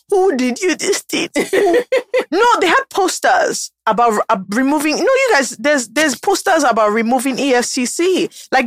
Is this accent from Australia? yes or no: no; Nigeria; being Nigerian is so bizarre.